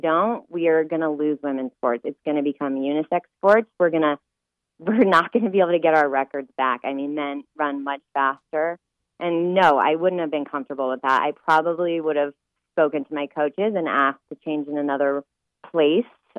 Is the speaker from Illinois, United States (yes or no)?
no; Colorado, United States; I grew up in Colorado